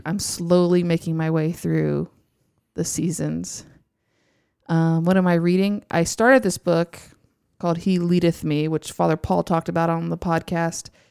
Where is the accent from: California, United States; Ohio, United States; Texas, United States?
Texas, United States; Houston; I'm from Houston. I grew up in Houston, so I am an Astros fan